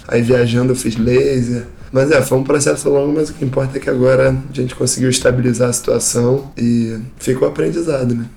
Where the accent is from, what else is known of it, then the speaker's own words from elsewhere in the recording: Rio de Janeiro, Brazil; sou carioca, nascido e criado aqui no Rio de Janeiro